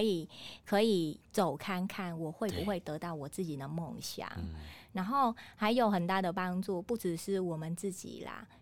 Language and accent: Chinese; Vietnam; Chinese is a second language; moved away as an adult; now in Taiwan; 我们越南人也，也有做那个现代的书法